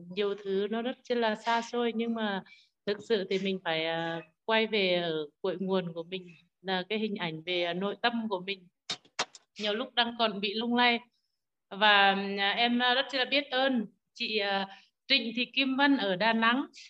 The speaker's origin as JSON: {"language": "Vietnamese", "region": "Nghệ An", "country": "Vietnam", "accent": "Nghệ An", "said": "em là người nghệ an nên tiếng hơi khó nghe"}